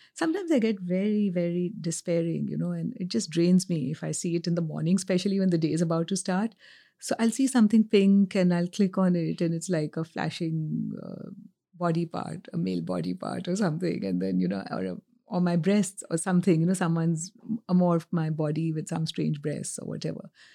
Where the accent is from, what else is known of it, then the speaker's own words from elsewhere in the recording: India; now in New York, United States; I grew up in India at a time pre-globalization